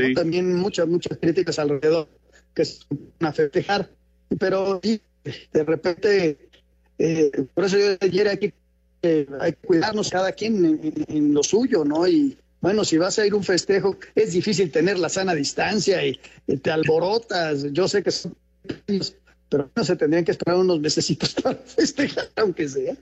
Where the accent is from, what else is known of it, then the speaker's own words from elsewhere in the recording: Mexico; yo me siento más mexicano porque nací aquí, porque las costumbres son de aquí